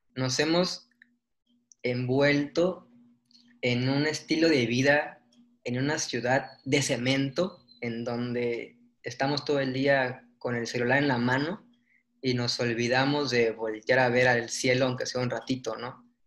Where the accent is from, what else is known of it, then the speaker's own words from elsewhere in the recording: Mérida, Yucatán, Mexico; somos de Mérida